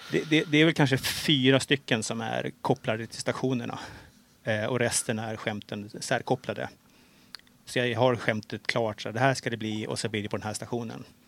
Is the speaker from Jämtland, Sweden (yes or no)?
no; Stockholm, Stockholm County, Sweden; jag är ju stockholmare